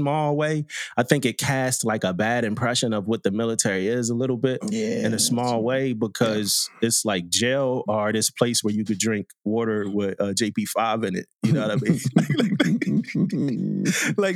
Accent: Philadelphia, Pennsylvania, United States; I'm from Philly

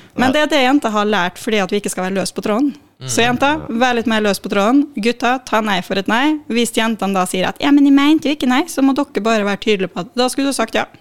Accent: Molde, Møre og Romsdal, Norway; moved away as an adult; also born or lived in Trondheim; jeg er fra Molde, Molde, ja. men jeg har vokst opp litt utafor mot min vilje.

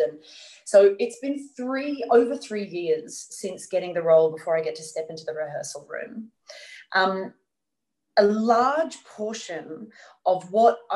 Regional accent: Australia; we're Australian artists

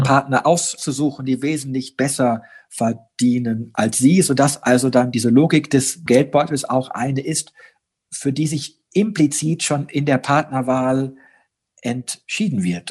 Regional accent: Germany; bei uns in Deutschland

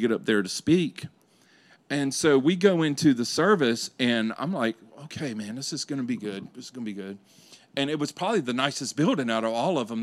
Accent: Louisiana, United States; I grew up in Louisiana.

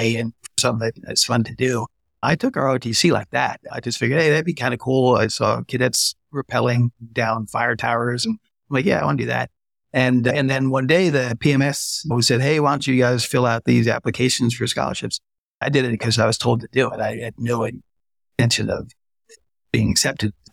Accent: New Jersey, United States; I grew up in New Jersey

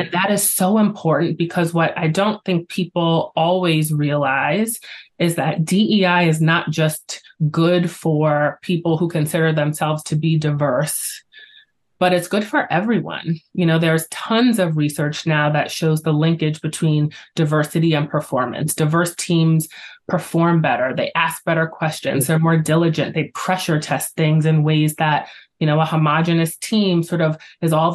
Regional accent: New York, United States; I am a New Yorker at heart and I'm very proud

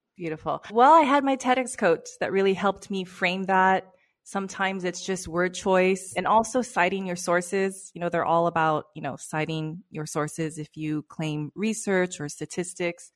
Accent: Los Angeles, California, United States; moved away as an adult; also born or lived in London; now in Barcelona, Spain; I've born and raised in Los Angeles.

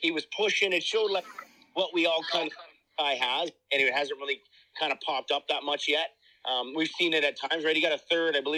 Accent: Canada; as a Canadian super fan

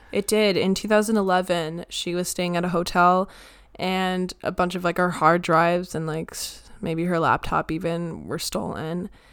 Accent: United States; I'm an American.

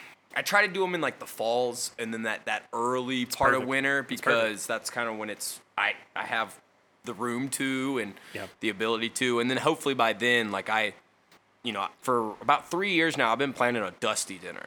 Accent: Kentucky, United States; I'm from Kentucky

